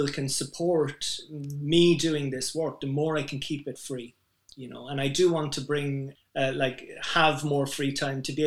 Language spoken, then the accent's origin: English; Ireland; I'm Irish